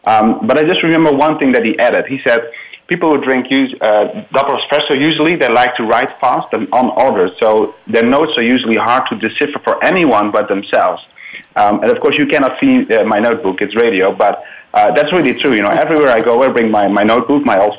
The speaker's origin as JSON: {"language": "English", "country": "Netherlands", "moved": "yes", "lives_now": "Chicago, United States", "said": "I'm in Chicago. It's 9:20 a.m. here, but I'm from the Netherlands originally."}